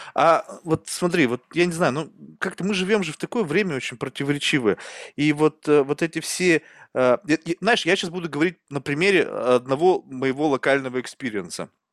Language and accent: Russian; Russia; also born or lived in Spain; я сам вырос в России